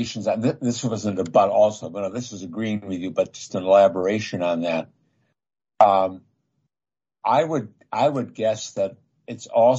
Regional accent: United States; I'm an American

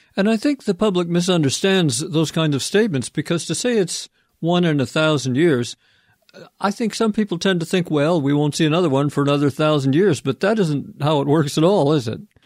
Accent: Vancouver, British Columbia, Canada; my hometown of Vancouver is a wet coastal city

